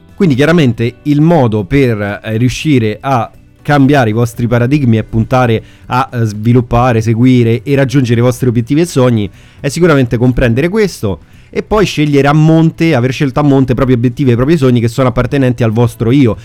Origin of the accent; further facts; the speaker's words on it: Rome, Lazio, Italy; io so De Roma